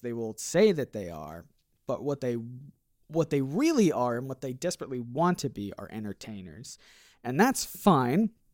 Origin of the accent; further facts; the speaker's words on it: Portage, Michigan, United States; moved away; I'm a former Michigander. I grew up literally here in Kalamazoo. Mm. Uh, a little bit, a little bit further out uh, in, in Portage, but basically here